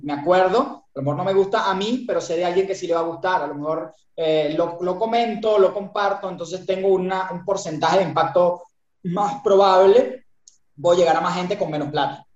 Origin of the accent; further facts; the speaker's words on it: Venezuela; accent: Venezuelan; moved away as an adult; also born or lived in Buenos Aires, Argentina; now in Uruguay; yo soy venezolano, escucharán mi, tonada, este, de Venezuela